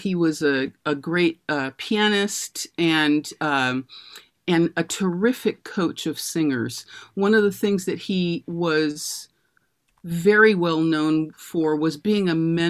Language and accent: English; Berkeley, California, United States; I grew up in Berkeley, California